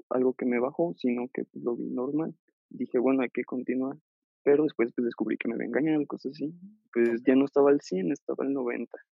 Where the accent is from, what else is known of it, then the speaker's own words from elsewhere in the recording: León, Guanajuato, Mexico; como ya no vive aquí en León, yo soy de León